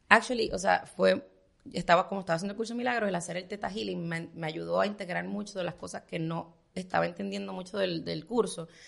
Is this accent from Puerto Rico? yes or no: yes; Puerto Rico; moved away as an adult; now in Miami, United States; yo era chiquita en Puerto Rico